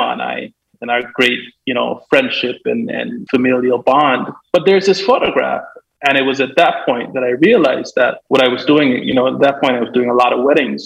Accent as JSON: {"language": "English", "country": "Guyana", "tie": "born or raised there", "also_born_or_lived": "Jamaica", "moved": "yes", "lives_now": "Washington, D.C., United States", "said": "growing up in Guyana, we're really close to the equator"}